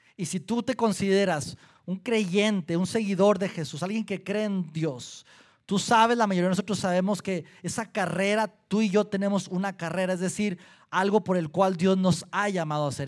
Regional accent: Durango, Mexico; now in Saltillo, Mexico; Yo soy de Durango, mi esposa de Colima

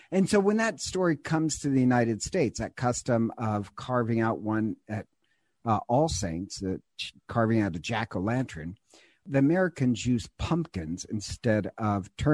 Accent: Ireland; I'm God knows I'm Irish. I love things that are Irish.

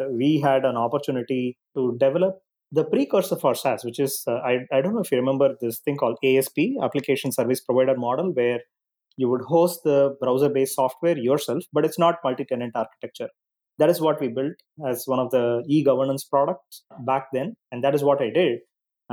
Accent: Chennai, Tamil Nadu, India; So I grew up in a middle-class family with a joint family with my uncles and grandparents and everybody else together.

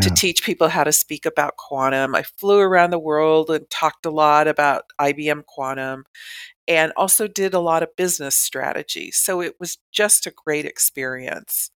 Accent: Southern California, United States; I grew up in Southern California

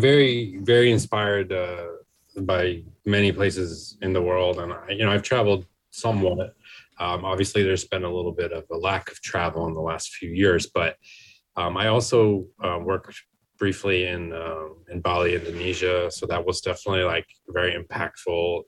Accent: Maine, United States; now in New York, United States; I'm from Maine originally

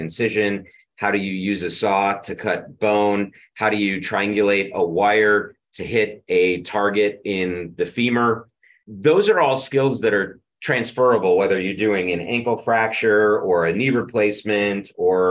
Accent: Rochester, New York, United States; I grew up in Rochester, which is where my medical center is.

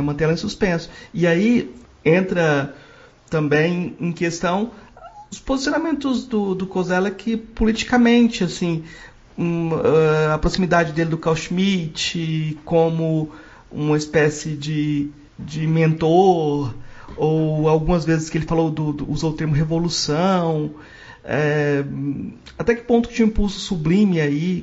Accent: Goiás, Brazil; como eu sou do, de Goiás

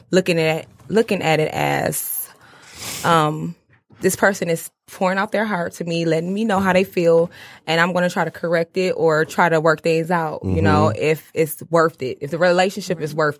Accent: Flint, Michigan, United States; based in Warren. And but I'm from Flint.

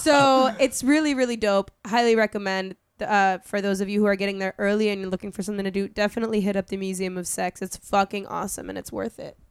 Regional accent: Connecticut, United States; moved away; I'm from Connecticut.

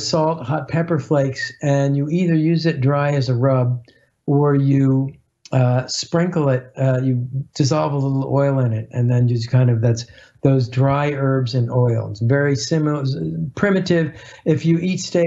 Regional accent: Baltimore, Maryland, United States; I grew up in Baltimore

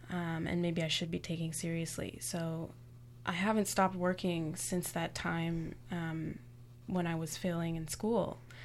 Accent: Toronto, Ontario, Canada; I was born and raised in Toronto.

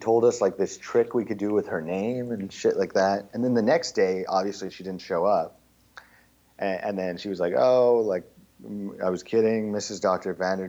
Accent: Montreal, Quebec, Canada; first language English; I was born here.

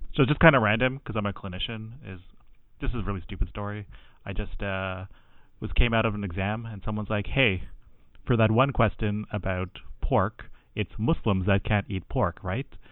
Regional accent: Canada; I'm Tamil Canadian

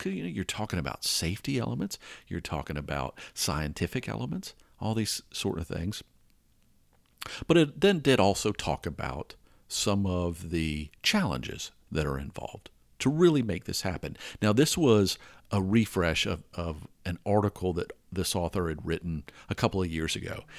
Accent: Atlanta, Georgia, United States; growing up in Atlanta, we used to have this intersection called Spaghetti Junction

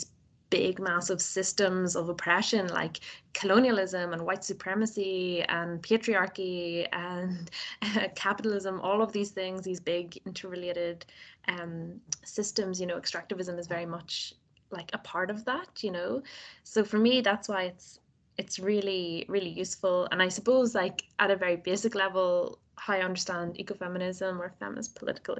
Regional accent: Northern Ireland, United Kingdom; accent: Nordy; my Nordy accent

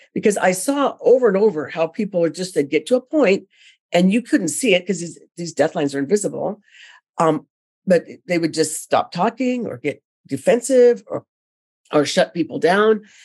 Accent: California, United States; I'm originally from California

